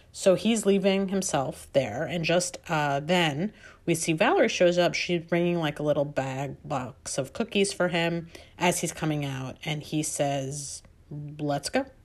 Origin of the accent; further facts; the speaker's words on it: New York, United States; I grew up on the East Coast, I'm a New Yorker